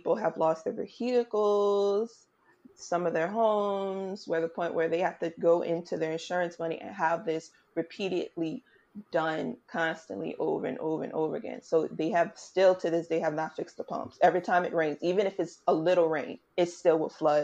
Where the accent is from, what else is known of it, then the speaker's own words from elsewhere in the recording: New Orleans, Louisiana, United States; My hometown.